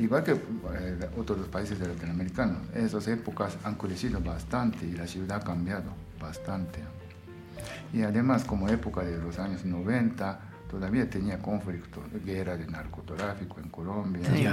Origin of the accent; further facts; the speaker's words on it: Numazu, Shizuoka, Japan; Spanish is a second language; moved away as an adult; also born or lived in Tokyo; now in Bolivia; Nacido en Japón y soy japonés